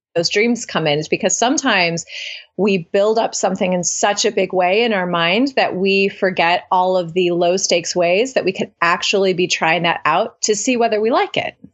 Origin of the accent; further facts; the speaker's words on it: Cleveland, Ohio, United States; now in Oxford, United States; I'm born and raised in Ohio, very proud Midwestern girl. And I now live in Oxford, Ohio, uh, Southwest Ohio, though I'm originally from Cleveland